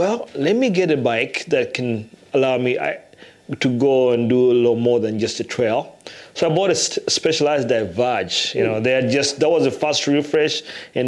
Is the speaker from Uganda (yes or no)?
yes; Uganda; moved away as an adult; also born or lived in England / Iowa City, Iowa, United States; now in Iowa, United States; I was born in Uganda